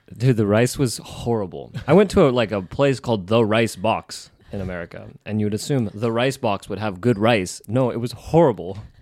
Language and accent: English; West Coast, United States; moved away; also born or lived in Japan; my city, my hometown is, like, I think eighty-five years old, maybe.